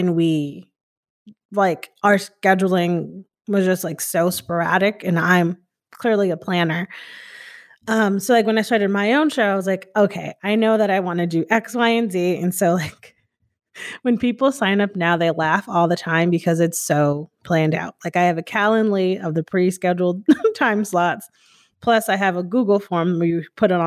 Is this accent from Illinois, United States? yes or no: no; Hamden, Connecticut, United States; moved away as an adult; now in Austin, United States; I grew up in Hamden, Connecticut, born and raised in Connecticut, went to college there